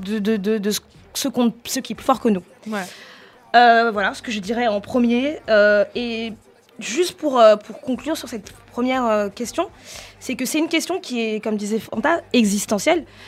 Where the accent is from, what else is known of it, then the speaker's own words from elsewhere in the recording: France; on est français